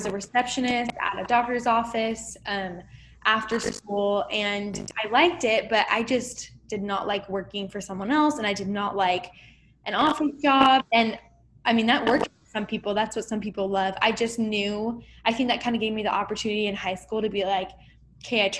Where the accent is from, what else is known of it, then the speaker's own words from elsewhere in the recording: Arizona, United States; also born or lived in California / Mesa, Arizona; I was born in California, but raised in Arizona, and I'm still here